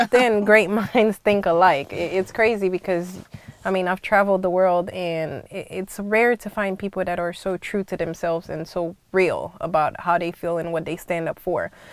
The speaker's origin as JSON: {"language": "English", "country": "Haiti", "tie": "born or raised there", "moved": "yes", "lives_now": "United States", "said": "I grew up in the Caribbean's uh, West Indies family, uh, Haiti to be more precise, and I spent half of my life in the U.S. Half of my life in Haiti"}